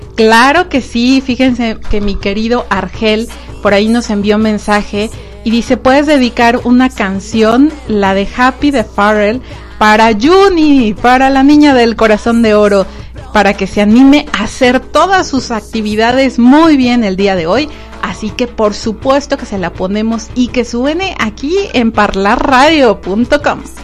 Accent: Mexico

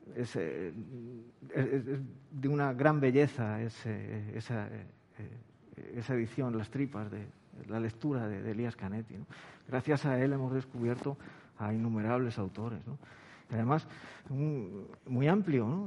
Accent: Madrid, Community of Madrid, Spain; now in Cádiz, Spain; yo vivo en Cádiz, yo soy de Madrid, vivo en Cádiz

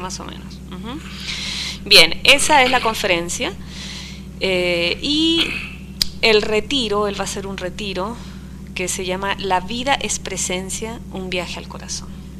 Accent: Arequipa, Peru; moved away; also born or lived in Trujillo, Peru; me fui a vivir a Arequipa, pero siento Arequipa como si fuera más mi mi lugar de nacimiento

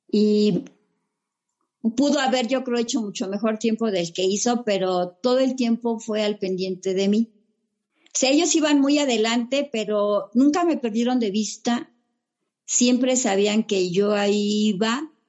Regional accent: Metepec, State of Mexico, Mexico; ¿Y de dónde vienes? No, pues que de, este, yo vengo de Metepec.

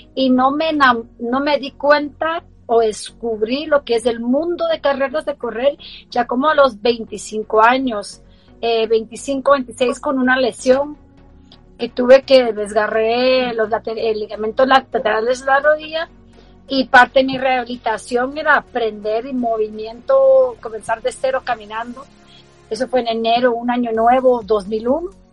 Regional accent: Baltimore, Maryland, United States; yo crecí en Baltimore

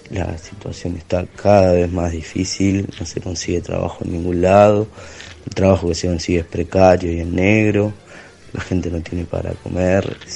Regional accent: Gerli, Buenos Aires Province, Argentina; soy de Herli, Avellaneda.

